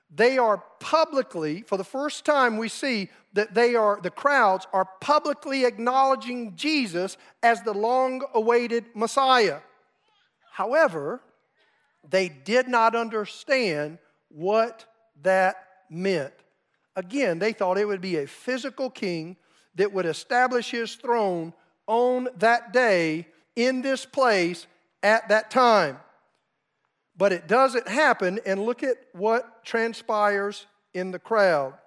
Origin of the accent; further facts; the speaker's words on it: South Carolina, United States; moved away as an adult; now in Oklahoma, United States; my wife and I grew up in South Carolina